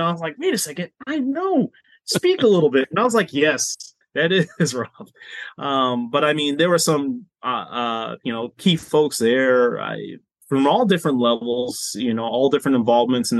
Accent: Boston, Massachusetts, United States; moved away; I'm originally from Boston

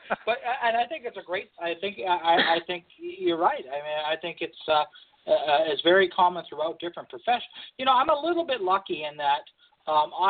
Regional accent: Oakville, Ontario, Canada; we're both from Oakville

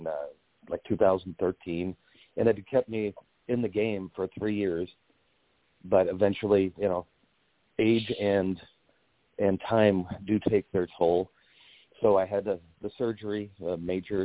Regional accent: St. Louis, Missouri, United States; I'm from St. Louis

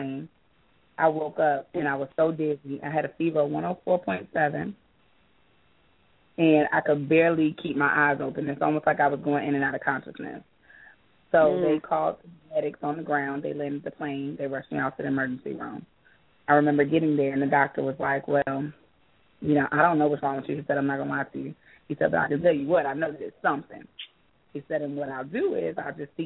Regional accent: Georgia, United States; also born or lived in New York; I've been in Georgia most of my life since I was a little girl

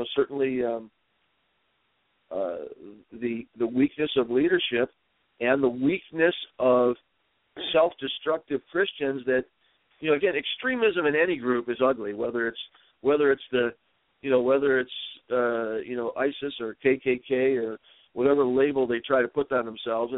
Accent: Dearborn, Michigan, United States; growing up in Dearborn

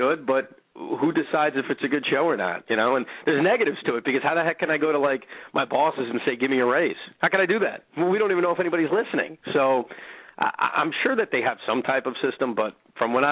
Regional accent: New York, United States; I'm a New Yorker

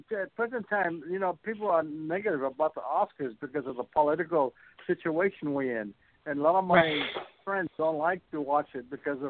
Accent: Hawaii, United States; moved away as an adult; now in Torrance, United States; I was born and raised in Hawaii.

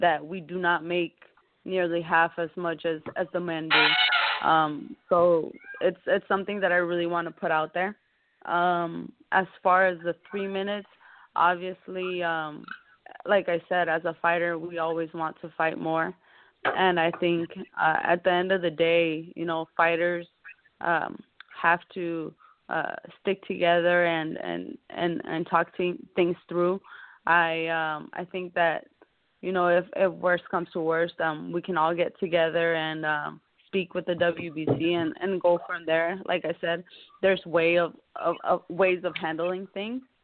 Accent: Sonora, Mexico; I was brought up in Mexico

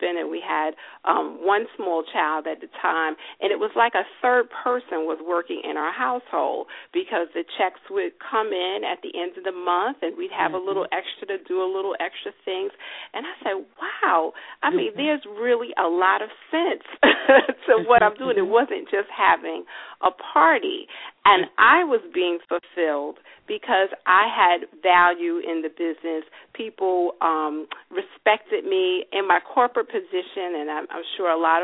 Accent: New York City, New York, United States; I am born and raised in New York City

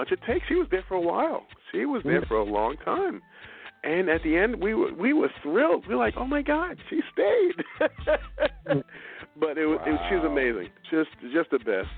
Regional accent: New York City, New York, United States; also born or lived in Westchester; Born and raised in Brooklyn, New York

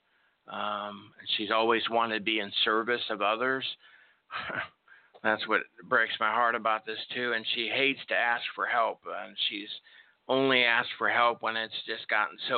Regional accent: Chicago, Illinois, United States; Chicago, my hometown where I was born.

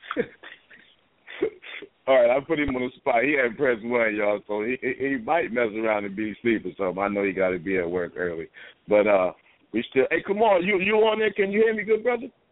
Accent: Columbus, Ohio, United States; I'm from Columbus, Ohio. I'm a barber.

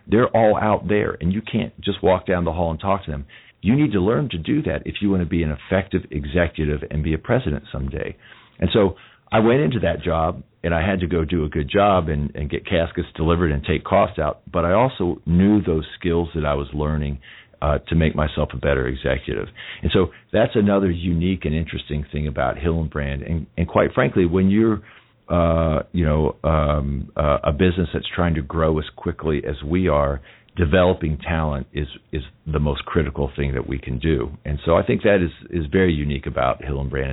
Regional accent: United States; I'm an American

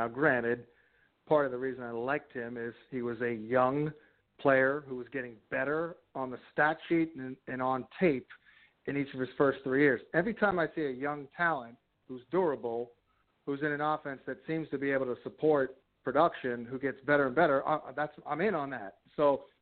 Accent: New Jersey, United States; my hometown in New Jersey

